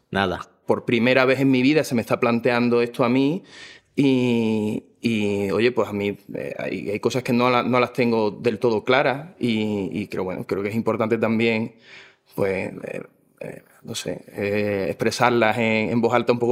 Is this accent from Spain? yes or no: yes; Seville, Andalusia, Spain; now in Madrid, Spain; soy de Sevilla, pero resido aquí en Madrid